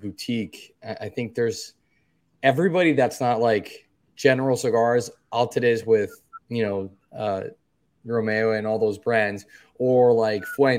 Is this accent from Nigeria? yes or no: no; Dominican Republic; from the Dominican Republic, born and raised